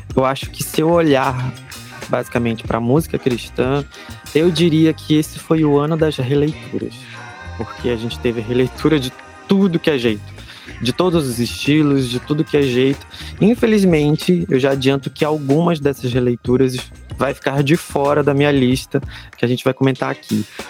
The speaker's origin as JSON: {"language": "Portuguese", "town": "Belém", "region": "Pará", "country": "Brazil", "accent": "chiado, nortista", "said": "sou de Belém do Pará"}